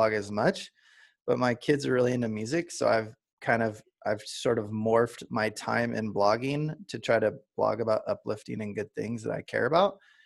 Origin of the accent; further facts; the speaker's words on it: Southern California, United States; I grew up in SoCal surfing all the time